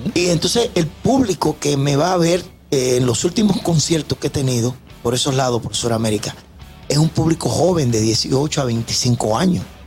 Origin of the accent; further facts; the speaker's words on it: Dominican Republic; moved away; de visita en mi país.